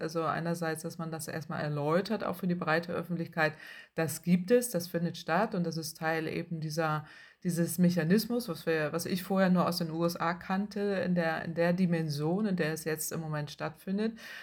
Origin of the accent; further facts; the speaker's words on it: Northern Germany, Germany; Ich komme aus dem Norden Deutschlands